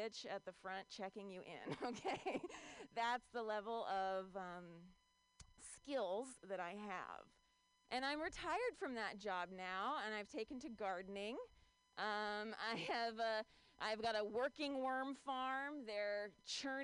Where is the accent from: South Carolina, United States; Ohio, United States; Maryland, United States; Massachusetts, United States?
Ohio, United States; now in San Francisco Bay Area, United States; I'm from Ohio